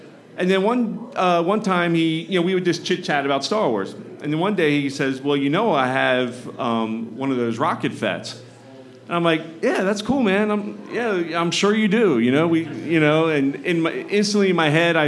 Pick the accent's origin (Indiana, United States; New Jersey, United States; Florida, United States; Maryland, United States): Maryland, United States; So I'm from Maryland, and at the time I was living right near Annapolis.